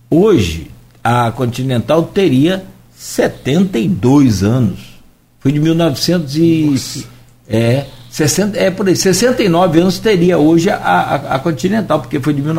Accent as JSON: {"language": "Portuguese", "town": "Italva", "region": "Rio de Janeiro", "country": "Brazil", "said": "porque eu sou de Italva, aí fica essa história. Lá, ah, Italva, antigamente, você tinha lá Secretaria de Educação, Esporte, Cultura e Lazer."}